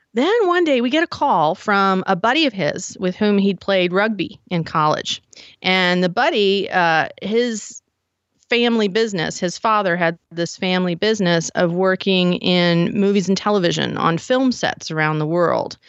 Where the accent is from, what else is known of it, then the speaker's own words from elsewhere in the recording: Frederick, Maryland, United States; moved away as an adult; also born or lived in Silver Spring, Maryland / Baltimore, Maryland; now in Idaho, United States; was born in Silver Spring, grew up in Frederick